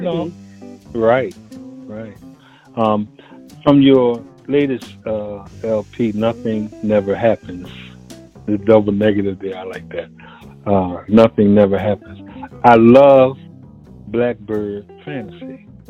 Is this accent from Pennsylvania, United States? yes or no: yes; Philadelphia, Pennsylvania, United States; here in the United States, especially, I was born and raised in Philadelphia